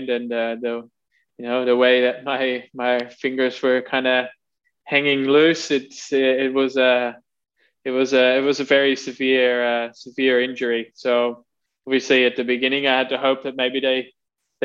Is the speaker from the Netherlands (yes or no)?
yes; Netherlands; growing up in the Netherlands, as you know, obviously, you know, you ride your bike to school